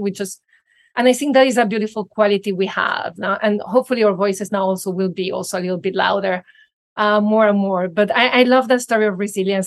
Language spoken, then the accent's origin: English; Venezuela; moved away; I grew up in Venezuela